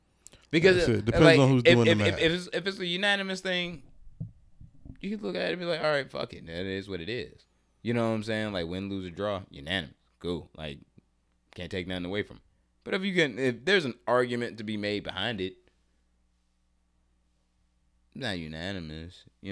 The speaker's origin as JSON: {"language": "English", "town": "New Orleans", "region": "Louisiana", "country": "United States", "said": "Young Louisiana. Boy? New Orleans."}